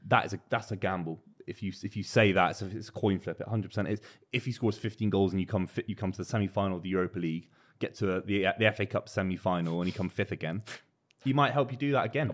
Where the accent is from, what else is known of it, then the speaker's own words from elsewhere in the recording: West Country, South West England, United Kingdom; I'm from the West Country